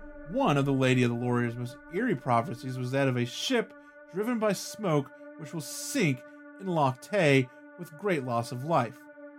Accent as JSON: {"language": "English", "country": "Australia", "said": "I am Australian."}